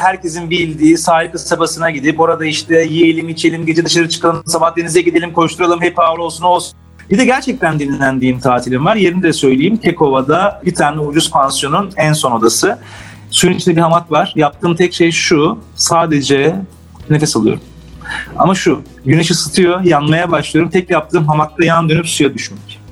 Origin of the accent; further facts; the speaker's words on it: Istanbul, Turkey; Ben Beyoğlu'nda büyüdüm.